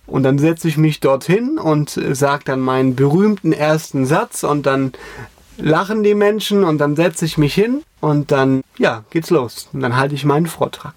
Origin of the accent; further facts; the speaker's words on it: Koblenz, Rhineland-Palatinate, Germany; bei uns in Koblenz